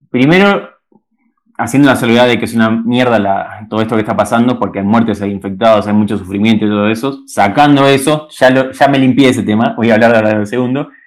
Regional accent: Caseros, Buenos Aires Province, Argentina; now in Peru; nací en Caseros, provincia de Buenos Aires, este lugar lindo

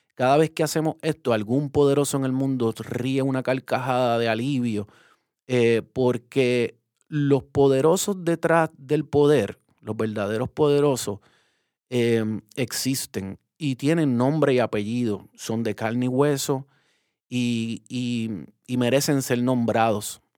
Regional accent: Puerto Rico; como puertorriqueños colonizados que somos

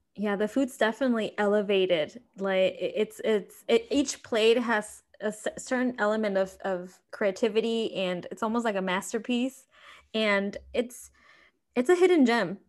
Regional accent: Mexico; now in Chicago, United States; growing up in Mexico, like I did, is different from like growing up here

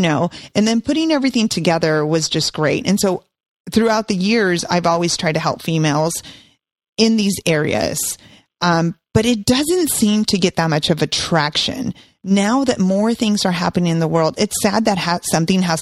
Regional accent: San Jose, California, United States; now in Stockton, United States; I grew up, was born and raised in San Jose

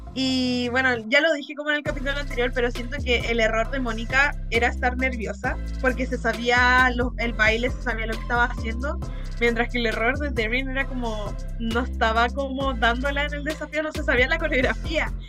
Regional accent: Chile; soy chilena

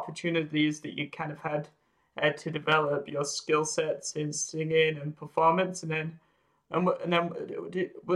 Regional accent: England, United Kingdom; theater was also a big part of when I was growing up in England

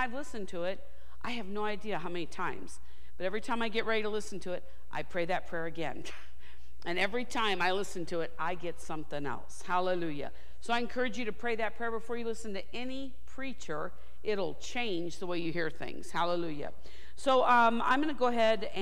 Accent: Kansas, United States; also born or lived in St. Louis, Missouri / Tulsa, Oklahoma; now in Santa Barbara, United States; I am from Kansas

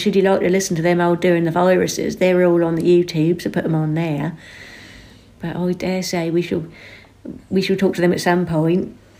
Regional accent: West Suffolk, East of England, United Kingdom; he knew instantly that I was from West Suffolk

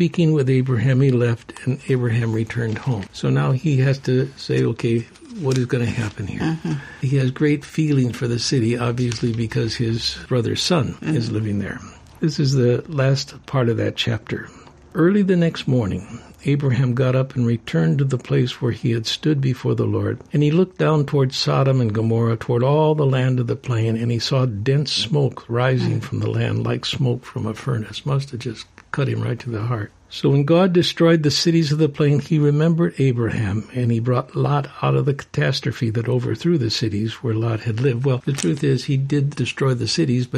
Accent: Chicago, Illinois, United States; I'm from Chicagoland area

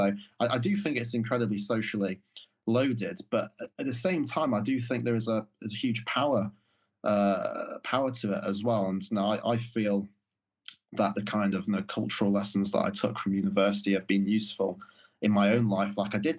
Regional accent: Morley, Yorkshire and the Humber, United Kingdom; things that growing up in Morley would have seemed completely out of reach or ridiculous ideas just kind of became the norm

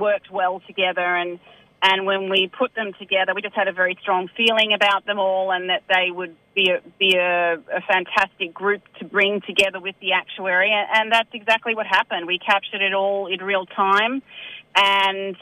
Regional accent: Sydney, New South Wales, Australia; also born or lived in Newcastle; now in Upper Hunter Valley, Australia; I'm originally from Sydney and, and based now out of Newcastle

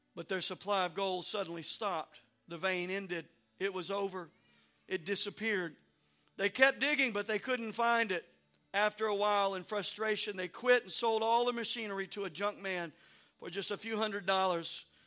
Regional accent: Louisiana, United States; moved away; also born or lived in Maryland; I grew up in Louisiana

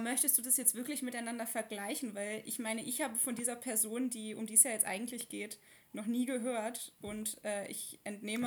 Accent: Leverkusen, North Rhine-Westphalia, Germany; now in Cologne, Germany; Ich, ich bin aus Leverkusen, aber ich wohne ja jetzt

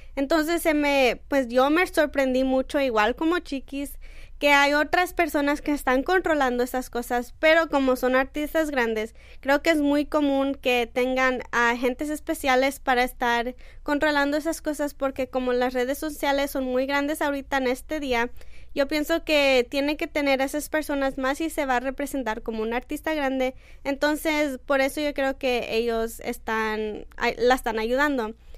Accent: Mexico; Yo como mexicana soy muy orgullosa

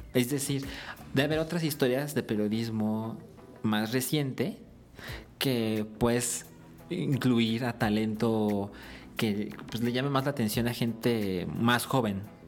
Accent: Guadalajara, Jalisco, Mexico; moved away; nosotros somos de Guadalajara

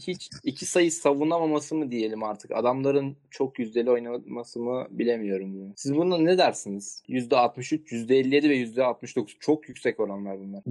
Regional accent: Sakarya, Turkey

